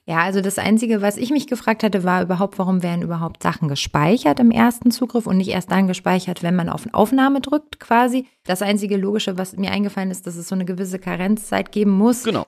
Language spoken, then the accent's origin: German; Hamburg, Germany; ich bin ja Hamburger